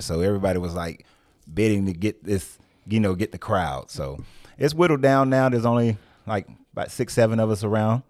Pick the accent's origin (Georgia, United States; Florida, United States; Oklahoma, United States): Georgia, United States; Marietta; I was born and raised in Marietta, Georgia